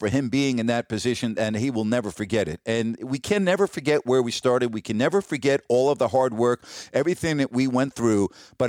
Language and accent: English; New York, United States; also born or lived in Decatur, Illinois; now in Sacramento, United States; growing up in New York, going to Madison Square Garden, Yankee Stadium.